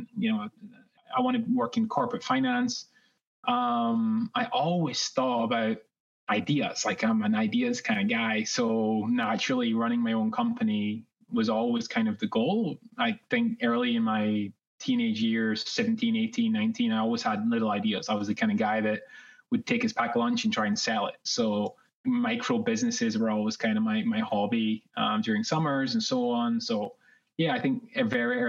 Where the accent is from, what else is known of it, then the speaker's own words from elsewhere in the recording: Scotland, United Kingdom; moved away as an adult; also born or lived in New York, United States; now in Los Angeles, United States; Originally from Scotland, if you can tell from my accent